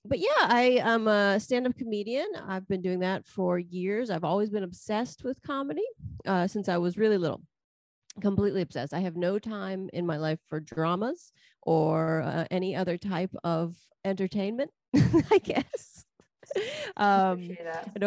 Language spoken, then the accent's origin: English; Pittsburgh, Pennsylvania, United States; now in New Jersey, United States; I grew up in Pittsburgh, Pennsylvania.